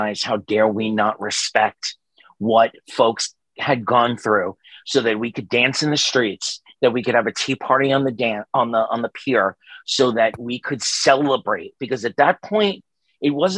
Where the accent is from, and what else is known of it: New York City, New York, United States; born or raised there; moved away